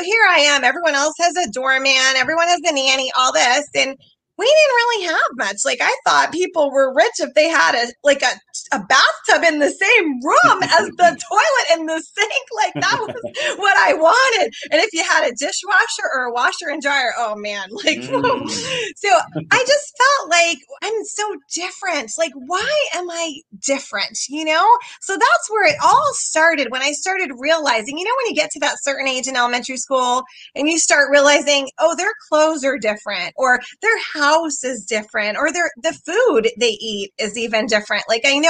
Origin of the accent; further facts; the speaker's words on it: New York, United States; born there; also born or lived in Seattle / Atlanta / Pennsylvania / Rhode Island; I was born in New York, okay. in Long Island. Yeah. And I lived in New York City. I've lived in Seattle, Atlanta, Pennsylvania, Rhode Island, Connecticut, and here in Maryland.